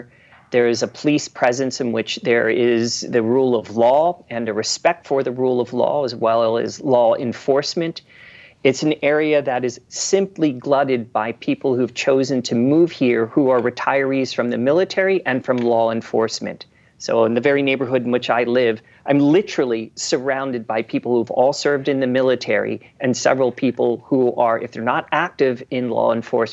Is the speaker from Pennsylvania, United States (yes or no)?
yes; Philadelphia, Pennsylvania, United States; now in Hayden, Idaho, United States; where I grew up in Philadelphia, and my junior high looks like a federal penitentiary